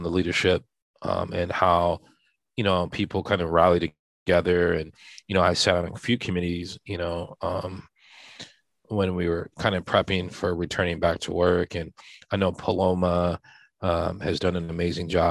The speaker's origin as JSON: {"language": "English", "town": "Santa Barbara", "region": "California", "country": "United States", "tie": "born or raised there", "also_born_or_lived": "overseas", "moved": "as an adult", "said": "I'm from Santa Barbara. I wasn't really born. I'm in Santa Barbara. My father was in the military, so I was born overseas."}